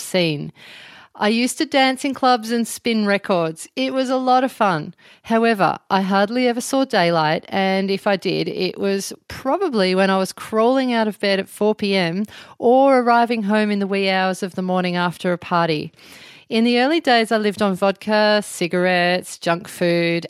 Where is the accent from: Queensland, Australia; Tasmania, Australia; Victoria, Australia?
Victoria, Australia; Melbourne; moved away as an adult; also born or lived in Byron Bay area, New South Wales; now in near Byron Bay, Australia; I'm originally from Melbourne and now I live in a little town near Byron Bay.